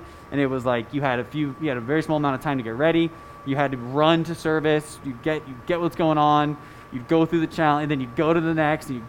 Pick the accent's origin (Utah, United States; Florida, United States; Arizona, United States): Arizona, United States; Scottsdale; now in Denver, United States; I'm from Scottsdale, Arizona.